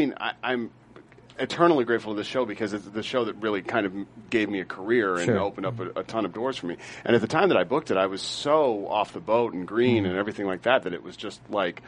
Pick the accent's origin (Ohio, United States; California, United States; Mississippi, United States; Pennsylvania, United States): Ohio, United States; Cincinnati; I was born in Cincinnati, and I've spent some time in Kentucky.